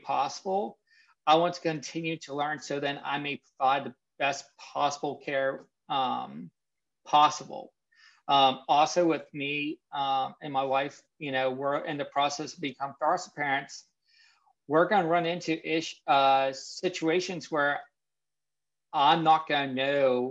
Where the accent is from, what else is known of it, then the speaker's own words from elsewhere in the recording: Pennsylvania, United States; moved away as an adult; now in Virginia, United States; I am from Pennsylvania in the middle of nowhere. And when I mean nowhere, I mean nowhere.